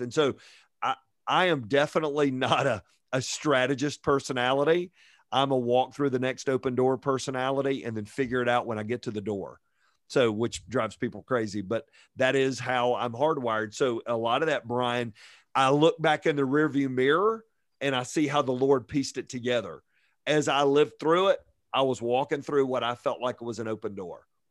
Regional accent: Fayetteville, Georgia, United States; moved away as an adult; also born or lived in Virginia; growing up in Fayetteville, Georgia, just south of Atlanta.

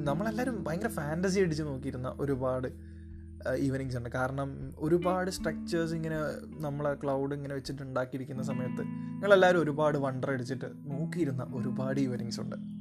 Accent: Kozhikode, Kerala, India; accent: Kozhikode slang; ഞാൻ കോഴിക്കോട് സ്ലാങ്ങിലാണ് കുറേയൊക്കെ സംസാരിച്ചുകൊണ്ടിരുന്നത്

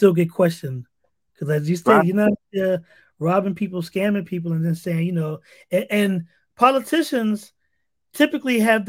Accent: New York, United States; I grew up in New York

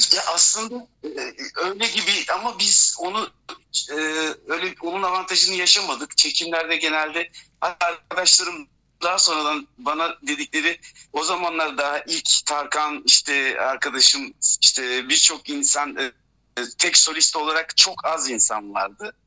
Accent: Izmir, Turkey; moved away as an adult; also born or lived in Germany; now in Brussels, Belgium; İzmir e, Alsancak doğumluyum. Alsancak Çocuk Hastanesi

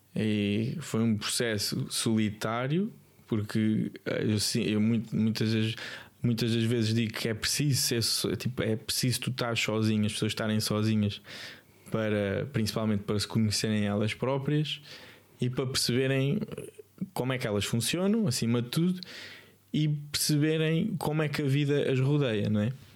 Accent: Lisbon, Portugal; also born or lived in Alentejo; sou de Lisboa, nasci em Lisboa

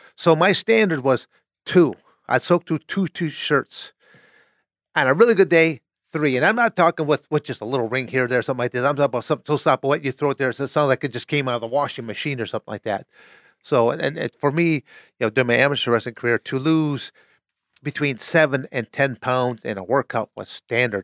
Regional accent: Michigan, United States; moved away as an adult; also born or lived in Arizona; born and raised in Michigan

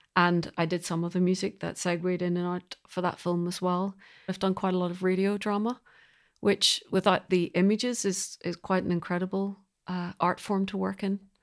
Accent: Belfast, Northern Ireland, United Kingdom; now in London, United Kingdom; I'm originally from Belfast, and I'm a composer

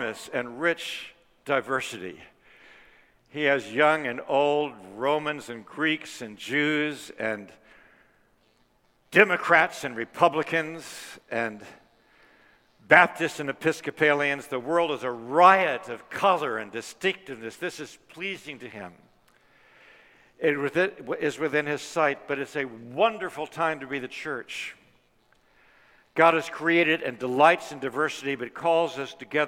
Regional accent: Washington, District of Columbia, United States; walking in my hometown amidst Martin Luther King Jr.'s Resurrection City

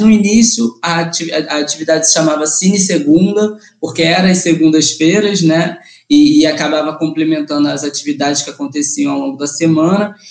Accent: Mesquita, Rio de Janeiro, Brazil; da Baixada, que é a região que eu nasci, né, que eu fui criado

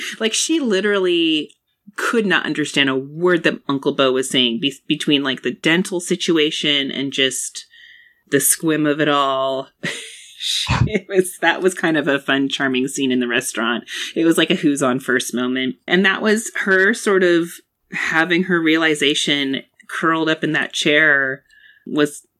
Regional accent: United States; as an American human

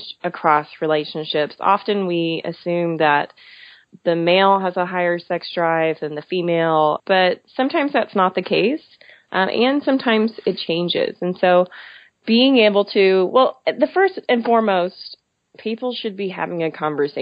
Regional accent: Texas, United States; also born or lived in Philadelphia; I was born and raised in Texas, so I'm very aware of the culture

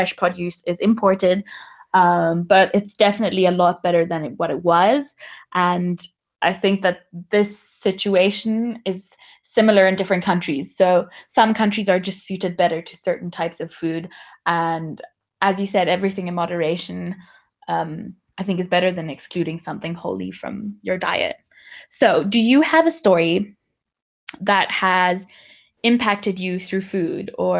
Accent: Namibia; growing up in Namibia

